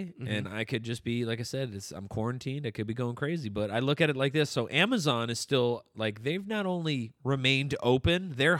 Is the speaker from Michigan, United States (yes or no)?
yes; Detroit, Michigan, United States; Well, we're both like from Detroit. This is how we do it.